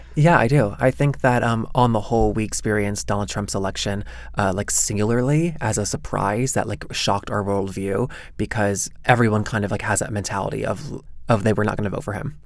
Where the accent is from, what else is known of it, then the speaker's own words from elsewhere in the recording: the South, United States; moved away; The longer that I'm out of the South, where I grew up, the more I see that it's imprinted itself on me.